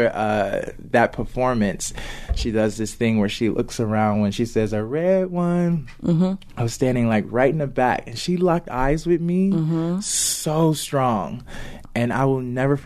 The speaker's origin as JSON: {"language": "English", "town": "Chicago", "region": "Illinois", "country": "United States", "said": "I'm from Chicago"}